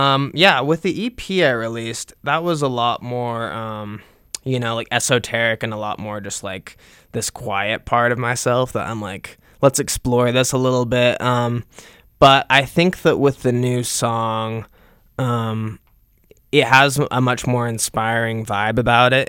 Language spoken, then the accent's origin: English; Utah, United States; also born or lived in Salt Lake City, Utah; I've been born and raised in Utah. Um, I was born in Utah County, and I lived there most of my life